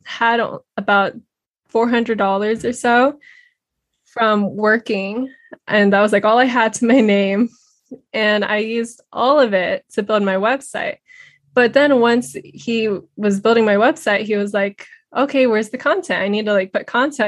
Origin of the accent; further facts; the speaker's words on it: Redondo Beach, California, United States; I grew up in Redondo Beach, California.